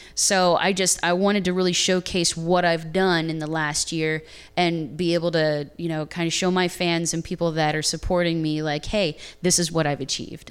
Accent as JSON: {"language": "English", "region": "Ohio", "country": "United States", "moved": "as an adult", "lives_now": "Nashville, United States", "said": "I am originally from Ohio"}